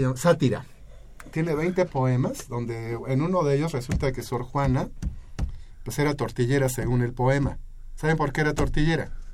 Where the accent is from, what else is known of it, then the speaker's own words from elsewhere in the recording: Mexico; somos mexicanos